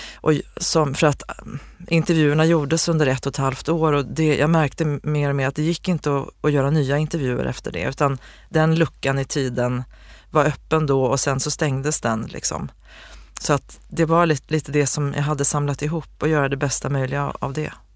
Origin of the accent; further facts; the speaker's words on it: Osebol, Värmland, Sweden; Osebols skull, liksom, byn där jag kommer ifrån